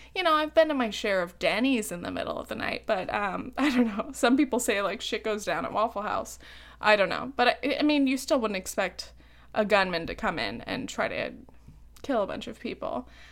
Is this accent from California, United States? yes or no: yes; Laguna Beach, California, United States; now in New York, United States